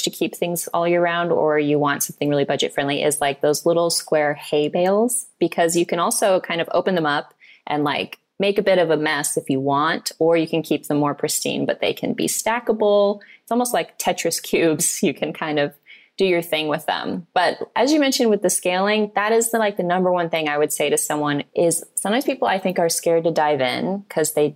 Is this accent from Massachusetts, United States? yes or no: no; Missouri, United States; I'm from Missouri, so we have all four seasons